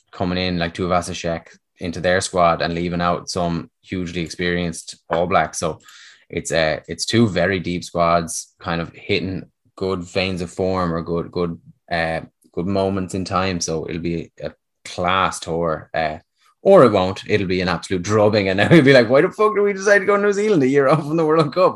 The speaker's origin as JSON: {"language": "English", "town": "Dublin", "region": "Leinster", "country": "Ireland", "tie": "born or raised there", "moved": "as an adult", "lives_now": "Connacht, Ireland", "said": "I was born and raised in South Dublin"}